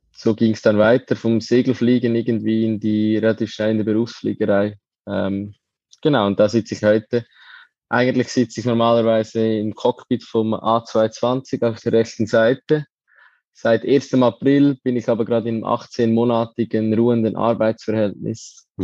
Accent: Lucerne, Switzerland; ich bin aufgewachsen in Luzern, im Dorf neben Luzern

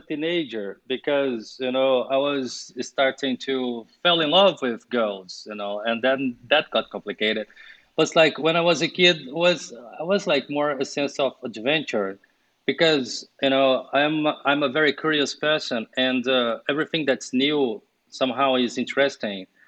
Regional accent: Brazil; English is a second language; moved away as an adult; also born or lived in London, United Kingdom / Sweden; I was born and raised in Brazil.

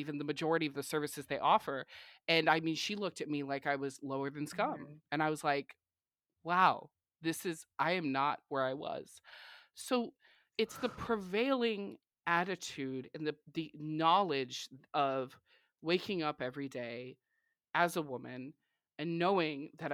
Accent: California, United States; moved away as an adult; now in Texas, United States; being from California and living in Texas. I've been here a lot longer

